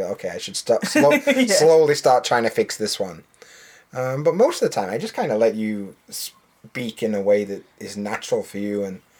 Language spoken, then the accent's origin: English; Yorkshire and the Humber, United Kingdom; accent: Yorkshire; I don't speak in my natural accent with many people. Because it's really hard to understand a Yorkshire accent.